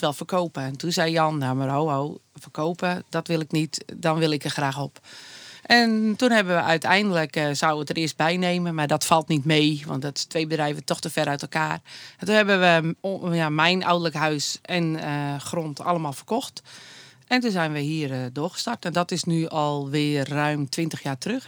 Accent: Anna Paulowna, North Holland, Netherlands; zijn we begonnen in Annapolona, waar ik geboren ben

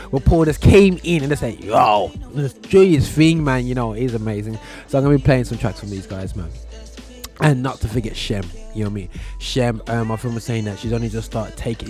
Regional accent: Birmingham, West Midlands, United Kingdom; my hometown, Birmingham

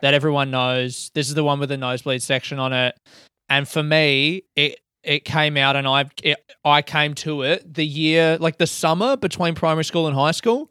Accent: Adelaide, South Australia, Australia; me growing up in Adelaide

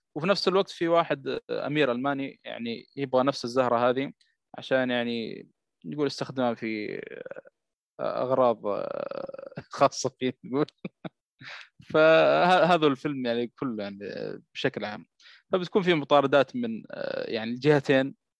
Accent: Jeddah, Makkah Province, Saudi Arabia; عندنا في جده

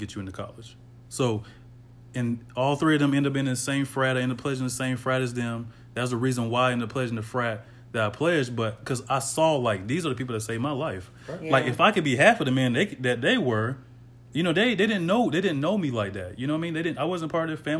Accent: the South, United States; growing up in the South

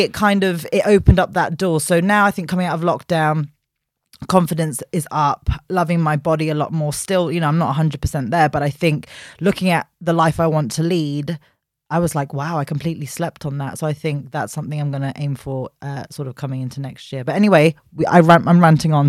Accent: London, United Kingdom; born and raised in West London

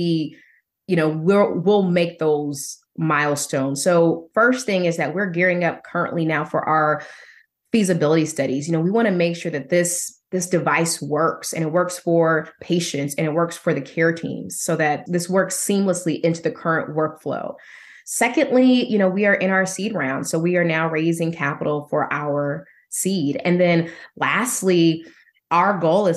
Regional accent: Indiana, United States; also born or lived in Denver; my husband and I relocated from Denver to our home state of Indiana

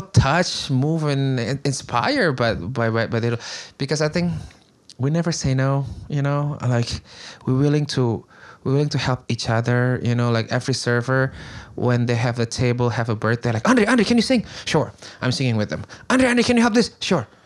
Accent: Bandung, West Java, Indonesia; English is a second language; moved away as an adult; now in Queens, New York, United States; I grew up in Bandung, which is actually Sundanese.

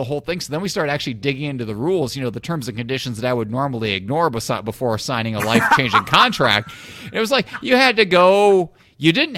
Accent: Illinois, United States; moved away; I grew up in Illinois where the liquor stores have drive-throughs

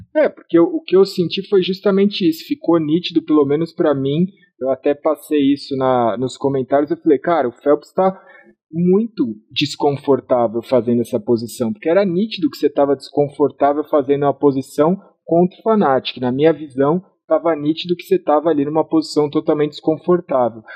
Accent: Brazil; eu sou brasileiro

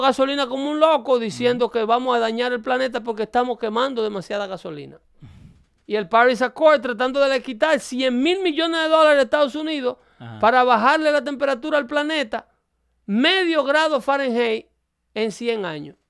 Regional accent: Dominican Republic; now in United States; yo soy de República Dominicana

